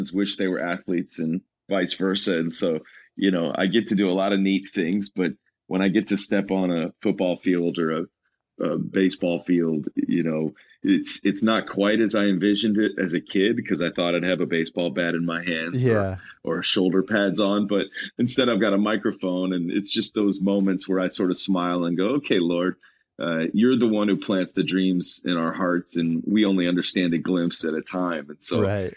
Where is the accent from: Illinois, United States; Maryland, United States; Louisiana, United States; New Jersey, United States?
Illinois, United States; Chicago; I'm actually from Chicago